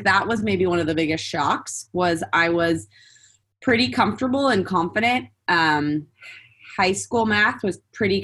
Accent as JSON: {"language": "English", "town": "Santa Barbara", "region": "California", "country": "United States", "tie": "born or raised there", "also_born_or_lived": "San Diego", "moved": "as an adult", "said": "I grew up in Santa Barbara"}